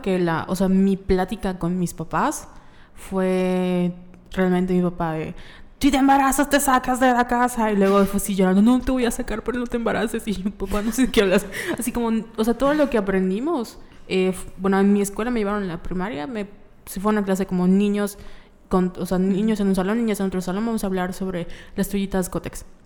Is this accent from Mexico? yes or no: yes; Yucatán, Mexico; nosotros como sociedad yucateca